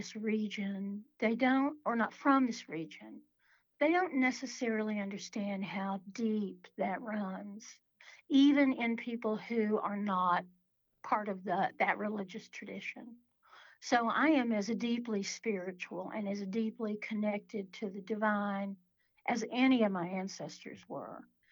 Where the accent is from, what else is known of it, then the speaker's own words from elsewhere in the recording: Appalachia, United States; where I'm from in Appalachia